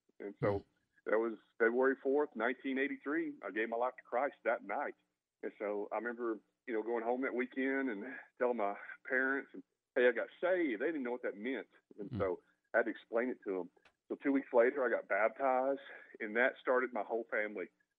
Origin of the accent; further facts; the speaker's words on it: Mesquite, Texas, United States; also born or lived in Milwaukee / Alva, Oklahoma; I grew up here in Mesquite, Texas. Grew up in a family that never went to church.